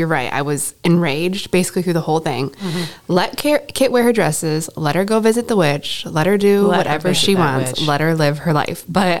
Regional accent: Charlotte, Michigan, United States; also born or lived in Troy, Michigan; Grew up in small towns. I'm from a small town. I grew up in Charlotte, Michigan.

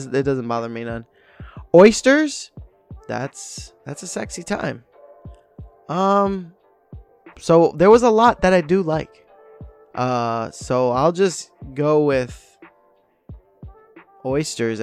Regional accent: United States; me being American

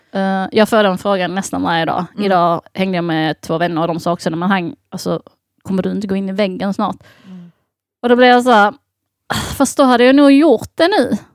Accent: Sweden; jag är uppväxt i Sverige

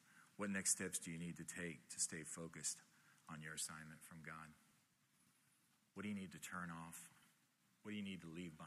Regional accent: Miami, Florida, United States; I grew up here in Miami

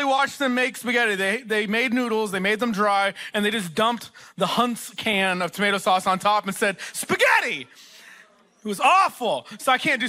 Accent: Texas, United States; moved away; also born or lived in Oklahoma; I'm from Texas originally. That's where I grew up, and I also spent several years in Oklahoma

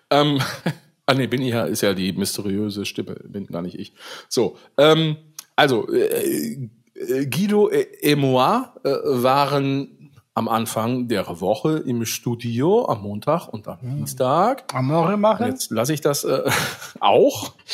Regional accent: Saerbeck, North Rhine-Westphalia, Germany; ja, ich komme zwar aus Saarbeck, aber ich sage einfach, ich komme aus Brochterbeck.

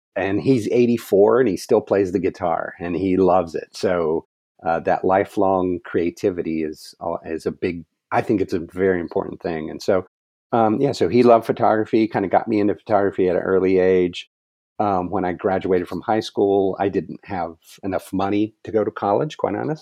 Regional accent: Ohio, United States; moved away as an adult; also born or lived in Virginia / California; now in Arizona, United States; I am born and raised in Ohio.

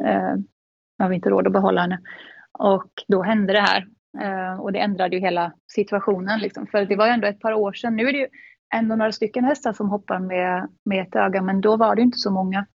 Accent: Gothenburg, Västra Götaland, Sweden; moved away as an adult; now in Netherlands; jag är 29 år från Göteborg, lite utanför Göteborg. Mm. Ehm, där jag växte upp med min familj

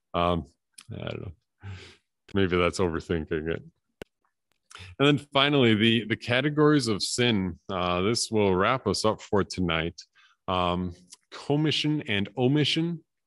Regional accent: Appleton, Wisconsin, United States; moved away; also born or lived in Canada; I had that in, in my hometown too, that, uh, that everything closed between one and three on Good Friday.

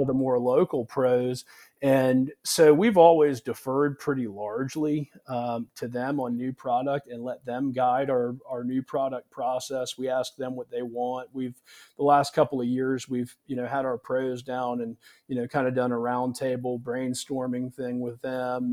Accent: Charleston, South Carolina, United States; I grew up here in South Carolina in the Charleston area

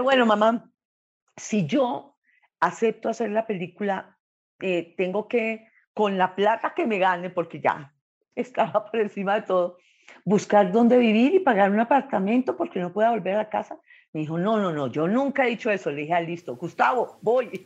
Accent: Bucaramanga, Santander, Colombia; now in Bogotá, Colombia; Nací en Bucaramanga, al oriente de Colombia

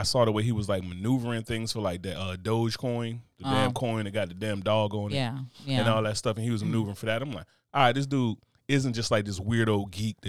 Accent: United States; I'm American.

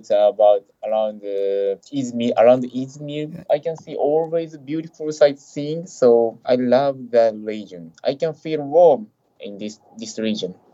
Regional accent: Japan; from Japan. … I am 32 years old

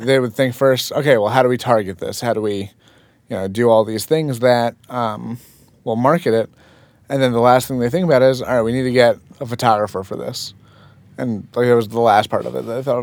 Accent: Fort Lee, New Jersey, United States; also born or lived in Manhattan / Saddle Brook / Paramus; Born and raised in Fort Lee

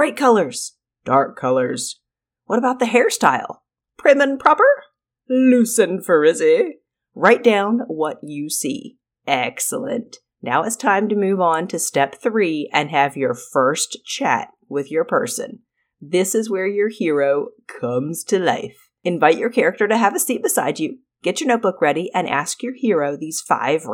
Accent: North Carolina, United States; also born or lived in Arizona; I was born in Arizona but grew up in North Carolina. I was two when we moved here

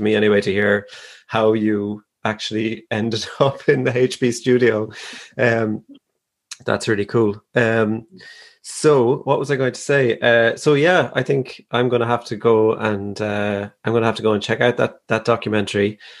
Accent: Ireland; I'm Irish.

